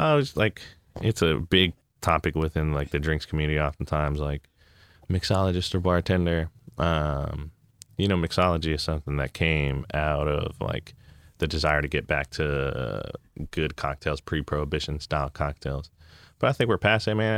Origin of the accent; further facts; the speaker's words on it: Hayward, California, United States; I grew up in California